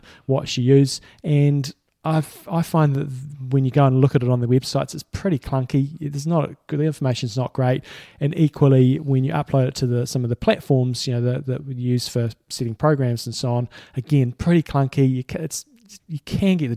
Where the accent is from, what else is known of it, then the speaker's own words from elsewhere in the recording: Christchurch, Canterbury, New Zealand; We're from Christchurch